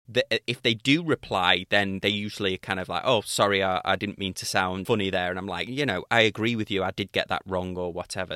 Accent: United Kingdom; accent: British; my British accent

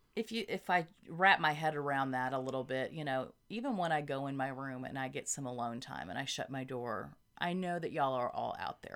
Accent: Arkansas, United States; we're from Arkansas

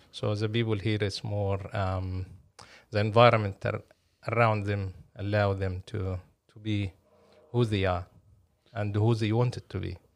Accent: Cairo, Cairo Governorate, Egypt; moved away as an adult; also born or lived in Napier, New Zealand / Palmerston North, New Zealand; now in Auckland, New Zealand; I'm originally from Egypt, uh, born and raised in Cairo.

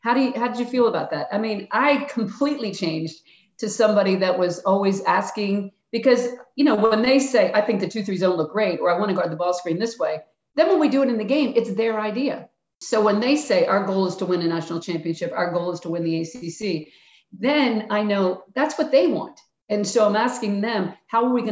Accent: Philadelphia, Pennsylvania, United States; I'm from Philly

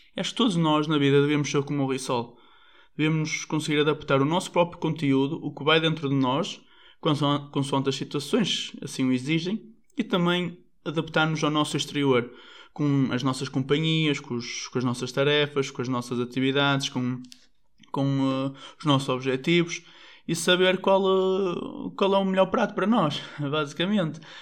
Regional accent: Portugal; nós portugueses

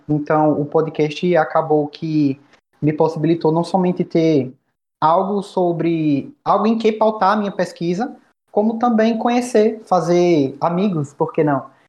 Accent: Bahia, Brazil; eu sou da Bahia

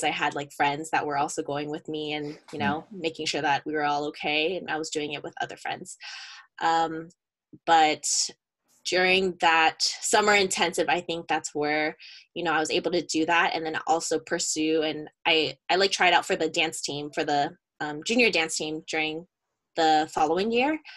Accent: Bay Area, California, United States; also born or lived in San Diego; born and raised in the Bay Area

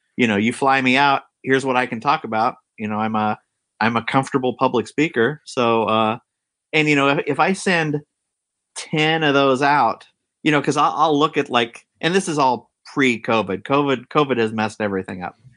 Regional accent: Marysville, California, United States; I grew up in Marysville, Yuba City area, which is, uh, like, a farm towns, like, forty miles north of Sacramento, California

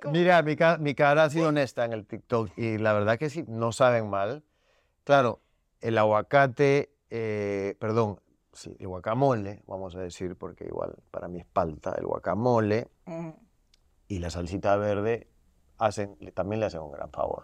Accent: Peru; also born or lived in Miami; now in Los Angeles, United States; como los peruanos comemos la canchita del ceviche

